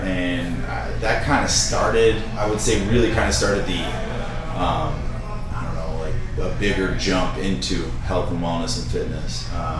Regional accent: Rhode Island, United States; also born or lived in Tennessee; now in Nashville, United States; Not originally. I'm originally from Rhode Island.

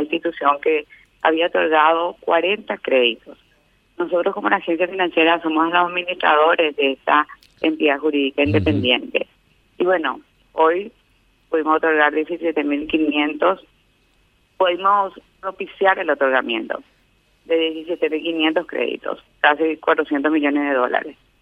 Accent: Paraguay; me llena de orgullo como paraguaya

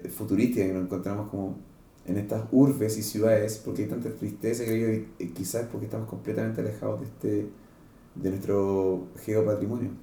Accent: Santiago, Santiago Metropolitan Region, Chile; yo nací acá en Santiago

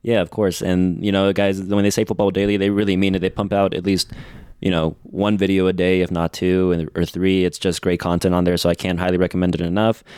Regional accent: United States; here in the States where I am from

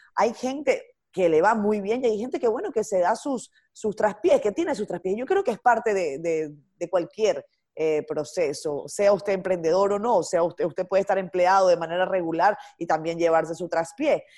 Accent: Venezuela; moved away as an adult; also born or lived in Dominican Republic; now in Santo Domingo, Dominican Republic; yo soy inmigrante, yo salí de Venezuela hace 10 años.

